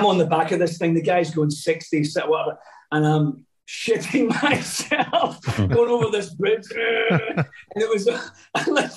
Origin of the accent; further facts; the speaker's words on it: Scotland, United Kingdom; moved away; I'm actually Scottish